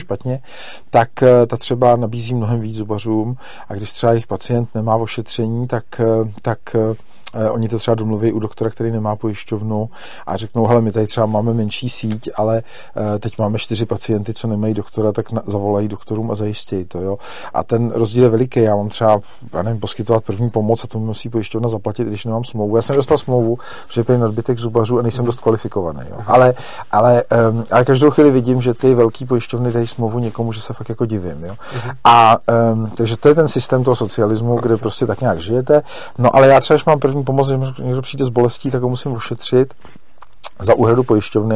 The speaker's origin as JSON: {"language": "Czech", "country": "Czechia", "said": "my jako my Češi"}